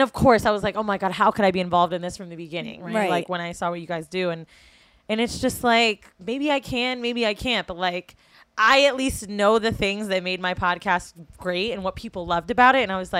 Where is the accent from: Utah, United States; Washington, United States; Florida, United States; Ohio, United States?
Florida, United States; moved away as an adult; also born or lived in San Francisco, United States; now in New York, United States; I'm from Florida